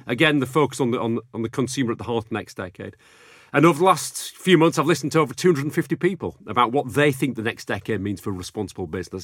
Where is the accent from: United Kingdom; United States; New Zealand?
United Kingdom; Bradford, Yorkshire and the Humber; also born or lived in Sheffield; growing up in Bradford